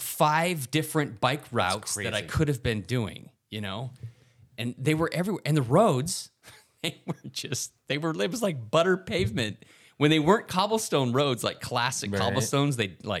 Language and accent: English; United States; As an American